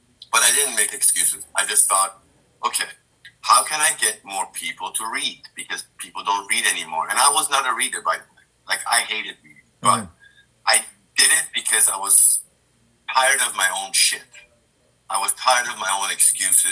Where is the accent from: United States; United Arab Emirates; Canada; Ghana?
United Arab Emirates; Dubai; I grew up in Dubai